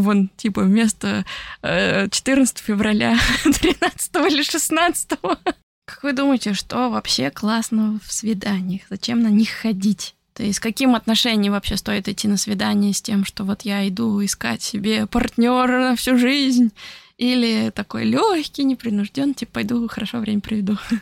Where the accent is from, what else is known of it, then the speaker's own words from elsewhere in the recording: Orenburg, Orenburg Oblast, Russia; moved away; also born or lived in Italy; Это в Оренбурге было, в моем родном городе в России